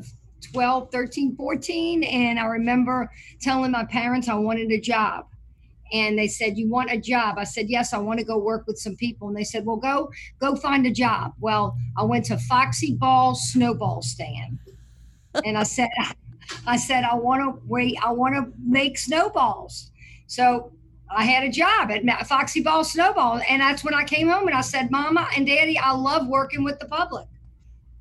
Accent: New Orleans, Louisiana, United States; moved away as an adult; now in Mandeville, United States; I am from New Orleans, Louisiana. I grew up in Lake Vista.

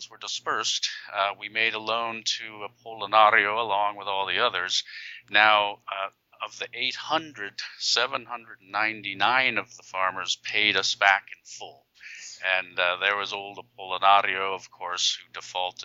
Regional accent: New York City, New York, United States; I was born in New York City

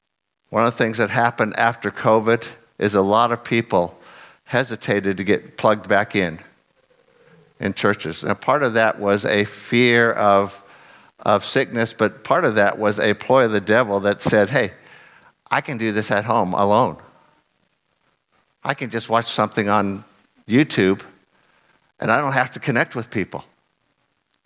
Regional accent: United States; moved away; I'm from America

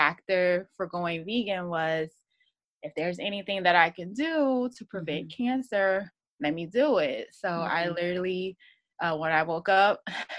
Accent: Virginia, United States; I live in Virginia Beach, Virginia. I'm from Virginia.

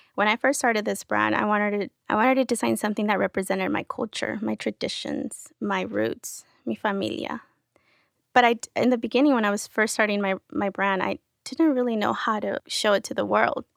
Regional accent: San Diego, California, United States; first language Spanish; English is a second language; also born or lived in Querétaro, Mexico / Sherman Oaks, Los Angeles; now in Los Angeles, United States; I was raised in San Diego, so that was most of my childhood, I was in San Diego

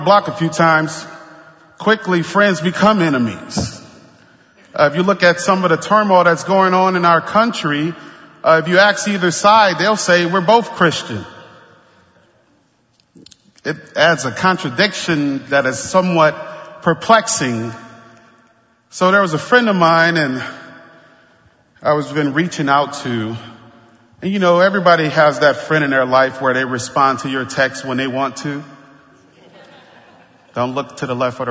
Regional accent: New Orleans, Louisiana, United States; I grew up in the Ninth Ward

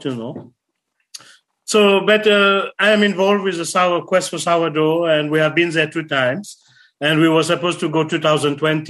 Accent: Sweden; I am from Sweden

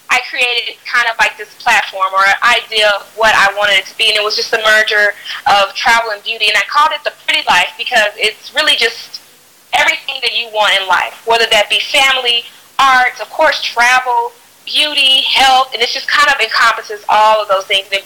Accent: Fort Worth, Texas, United States; moved away; also born or lived in New York; I am originally from Texas, Fort Worth, Texas, to be specifically. And um, I lived in New York for almost 10 years

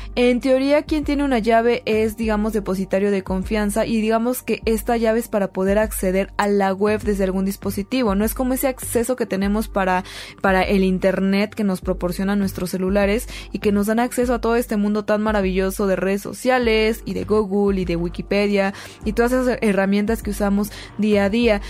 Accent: Mexico; nosotros como mexicanos

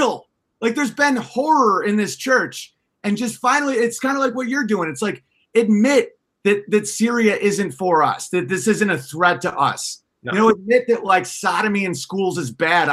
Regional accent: United States; My hometown was the only town in all of America to take in Jews during the Holocaust.

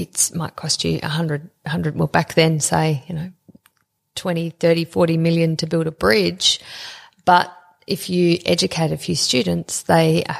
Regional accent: Australia; we from Australia

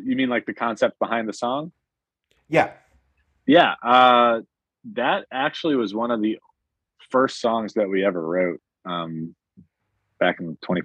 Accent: Northern Ohio, United States; moved away as an adult; now in Loudoun County, Virginia, United States; I was from Northern Ohio

